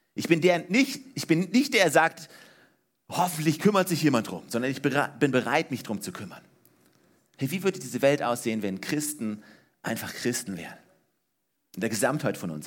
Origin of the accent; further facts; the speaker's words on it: Germany; ich bin in Deutschland aufgewachsen, ja, ne? 1979 geboren